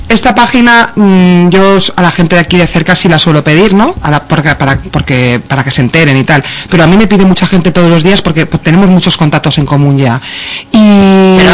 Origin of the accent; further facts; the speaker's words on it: Cantabria, Spain; also born or lived in Seville; yo soy medio sevillano medio cántabra